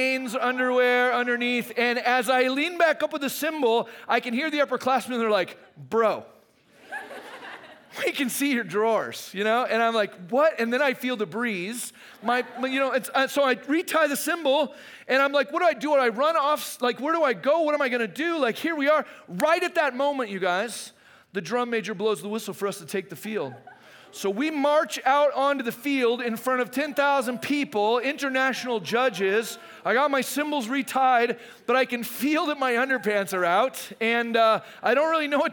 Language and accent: English; Arizona, United States; I grew up in Arizona